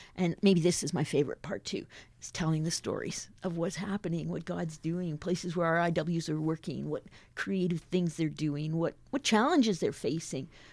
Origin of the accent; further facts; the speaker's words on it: Invermere, British Columbia, Canada; moved away as an adult; also born or lived in Surrey, British Columbia / West Africa; I grew up in the Alliance, Lee Quindamere Alliance Church in the little town of Invermere in southeast British Columbia.